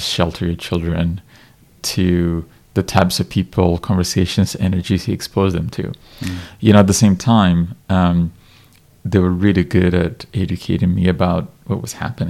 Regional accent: Ethiopia; first language Amharic; English is a second language; I was born in Ethiopia in the 80s, and it was right at the end of the communist regime in our country that was quite disastrous

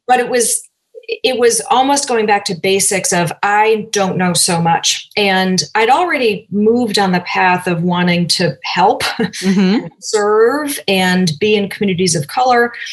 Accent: Cambridge, Massachusetts, United States; moved away as an adult; also born or lived in south of France / Oakland, California; I grew up in Cambridge, Massachusetts.

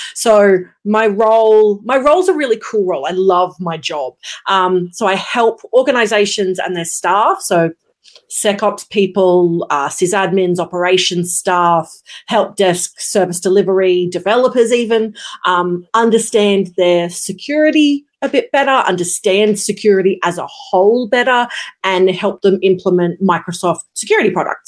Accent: Brisbane, Queensland, Australia; I am based in Brisbane, Queensland, Australia, born, raised, lived. Uh, never moved

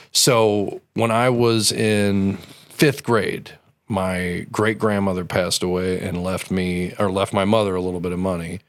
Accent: Belleville, Illinois, United States; I was born in Belleville.

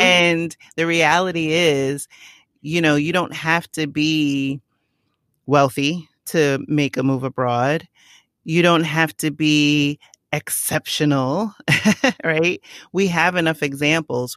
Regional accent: New York City, New York, United States; I grew up in the Bronx. I'm from the Boogie Down.

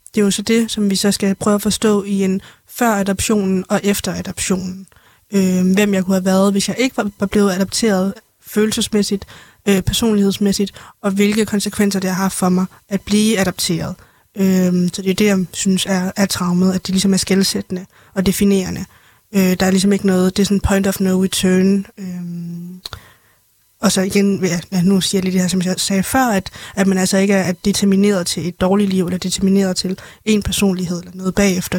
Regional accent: Denmark; also born or lived in China; jeg er jo egentlig rigtig fra Danmark, men jeg er født i Kina

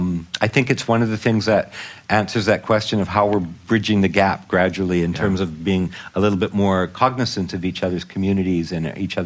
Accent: Vancouver, British Columbia, Canada; now in Montreal, Canada; Growing up in Vancouver, I didn't really, even though my father was Acadian Francophone from Alberta, I never learned.

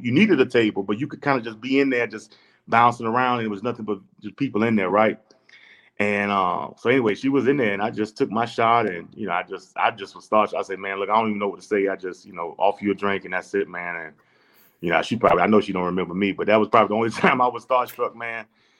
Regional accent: Virginia, United States; You know, I'm from Virginia. You know, I'm from Virginia. These all got VA plates on.

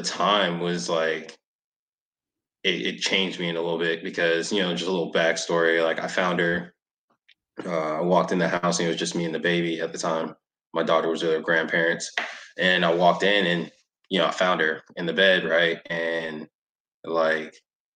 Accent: Raleigh, North Carolina, United States; moved away; I'm originally from North Carolina, so like I grew up in Raleigh

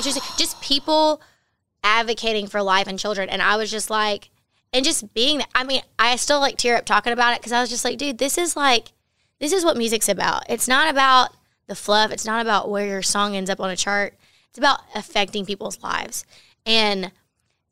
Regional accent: Baytown, Texas, United States; born or raised there

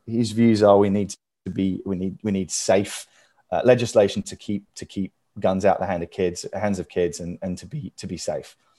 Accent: United Kingdom; moved away as an adult; now in United States; I am this sort of Brit kind of living over here

